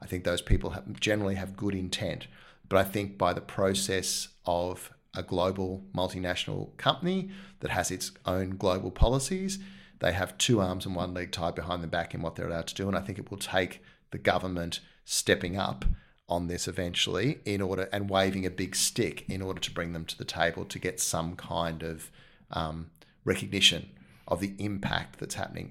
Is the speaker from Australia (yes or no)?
yes; Australia; as an Australian